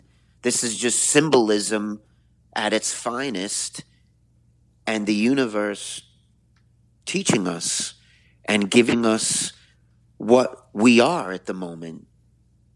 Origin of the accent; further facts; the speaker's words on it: New York City, New York, United States; I'm a New Yorker, so I'm grateful out of billions of people that I was born in this city